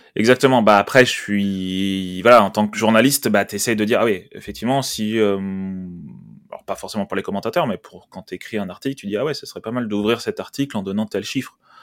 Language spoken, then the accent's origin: French; France; en tant que français